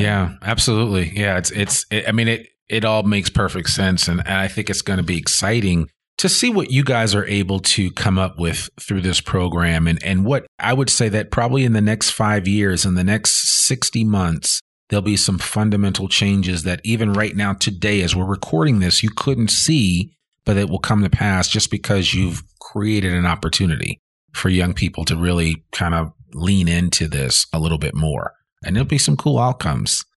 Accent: Northeast, United States; moved away as an adult; also born or lived in Boston; now in Northwest Arkansas, United States; growing up in the Northeast

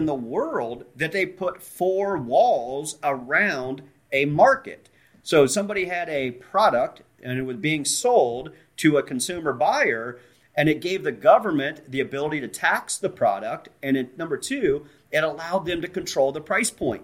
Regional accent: Central Ohio, United States; I'm from Central Ohio

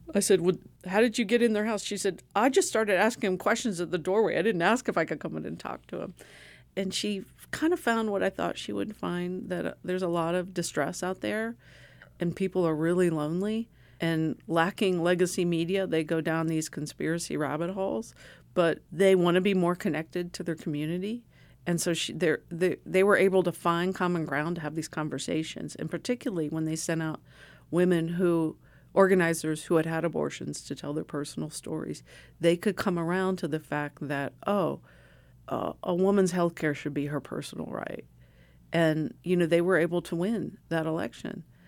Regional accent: small Ohio town, United States; moved away; my hometown

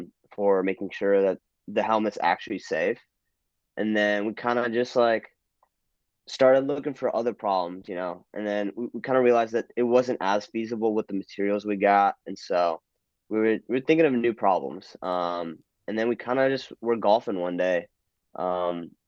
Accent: New Jersey, United States; moved away as an adult; now in Texas, United States; I'm from New Jersey, so I grew up in the suburbs of Jersey

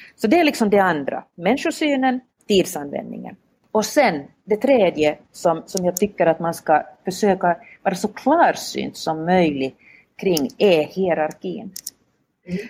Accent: Vaasa, Ostrobothnia, Finland; accent: Finland Swedish; moved away as an adult; now in Helsinki, Finland; jag är själv född och uppvuxen i Vasa som ligger ganska rakt mittemot Umeå

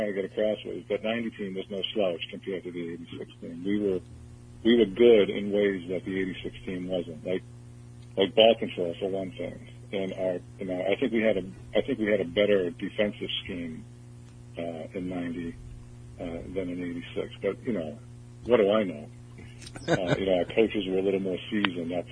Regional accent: New England, United States; I'm from New England

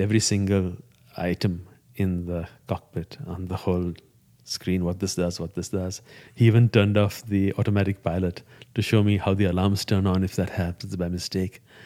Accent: India; first language Gujarati; English is a second language; moved away

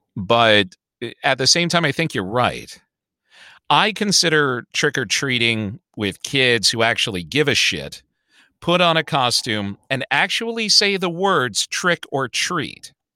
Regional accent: Chicago, Illinois, United States; I grew up in Hyde Park

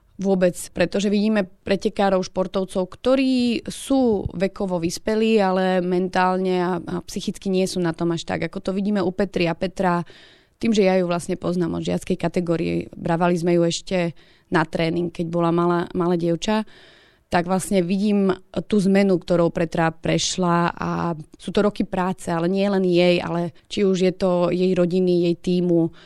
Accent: Slovakia; Ja ako každý Slovák

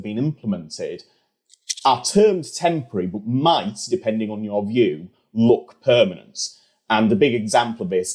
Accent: York, Yorkshire and the Humber, United Kingdom; moved away; I'm from York originally

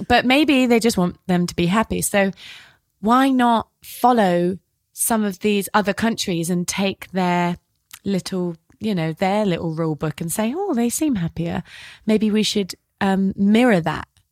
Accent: Devon, South West England, United Kingdom; accent: British; And I'm from Devon and it's very safe

